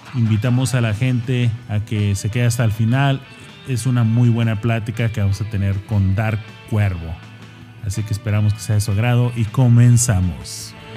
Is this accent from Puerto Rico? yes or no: no; Mexico; now in United States; soy mexicano 100%, vivo acá, pero soy mexicano